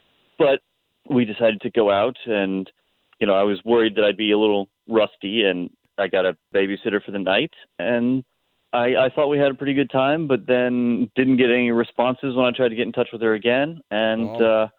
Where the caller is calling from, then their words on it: Oviedo, Florida, United States; I'm in Oviedo.